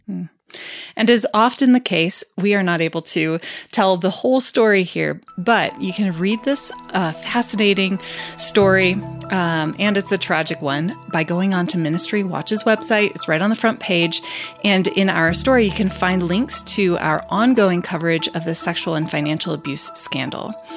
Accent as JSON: {"language": "English", "town": "Colorado Springs", "region": "Colorado", "country": "United States", "tie": "born or raised there", "said": "my hometown of Colorado Springs"}